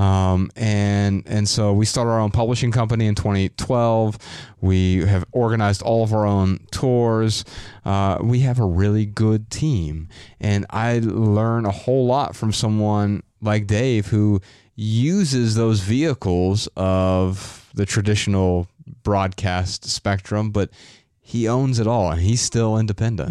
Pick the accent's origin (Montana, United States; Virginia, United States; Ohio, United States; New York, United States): Ohio, United States; Dayton; I'm from Dayton, Ohio